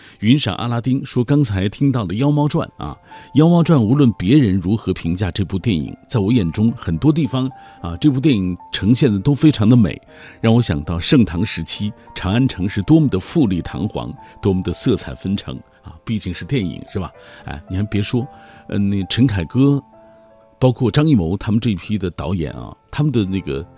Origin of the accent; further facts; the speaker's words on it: Taiyuan, Shanxi, China; 狄仁杰就是我们太原人的骄傲。呃，我们就住在狄村狄阁老的故居旁边，这里有狄公祠、狄仁杰文化公园正在筹建当中，也欢迎大家来拥有两千五百年历史的文化名城太原来观光旅游